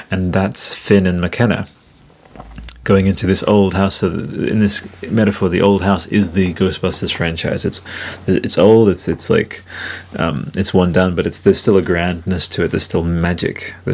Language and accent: English; Italy; now in Australia; I remember reading that in like 2001 when we came from Italy to Australia.